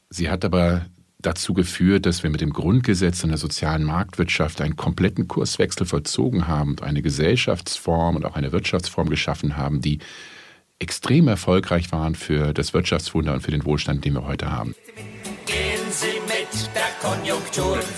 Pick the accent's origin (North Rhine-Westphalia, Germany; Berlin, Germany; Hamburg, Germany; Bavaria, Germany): Berlin, Germany; Ich bin Berliner, Deutscher und Europäer.